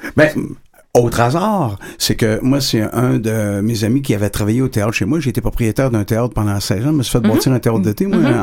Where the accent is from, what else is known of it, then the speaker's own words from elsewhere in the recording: Lévis, Quebec, Canada; je suis natif de Lévis